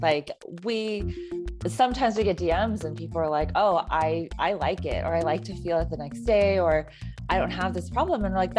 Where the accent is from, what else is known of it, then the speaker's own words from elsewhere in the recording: California, United States; I mean, so I grew up in the Bay Area and I went to a predominantly Asian high school.